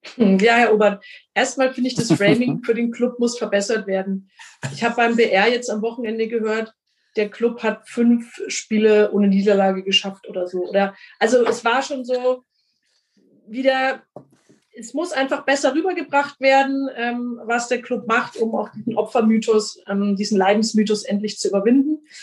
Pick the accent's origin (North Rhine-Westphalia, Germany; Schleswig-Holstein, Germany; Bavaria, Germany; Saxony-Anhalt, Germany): Bavaria, Germany; Franconia; bei uns in Franken und in Bayern